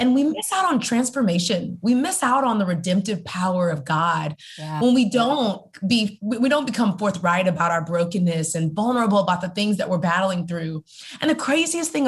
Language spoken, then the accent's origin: English; Houston, Texas, United States; also born or lived in Georgia; now in Atlanta, United States; I grew up in Houston, Texas.